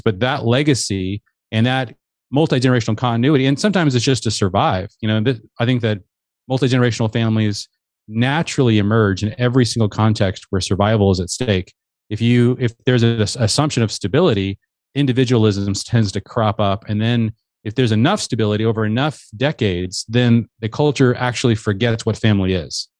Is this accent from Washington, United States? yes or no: yes; Seattle, Washington, United States; I grew up in the Seattle area